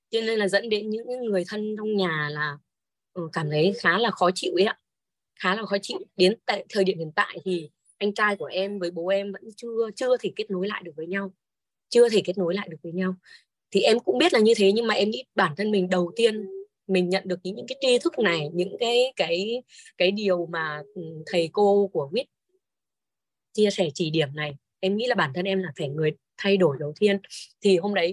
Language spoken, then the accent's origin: Vietnamese; Hà Tĩnh, Vietnam; now in Hanoi, Vietnam; em mời bố em ra nhà em chơi ở Hà Nội ấy quê em là ở Hà Tĩnh còn uh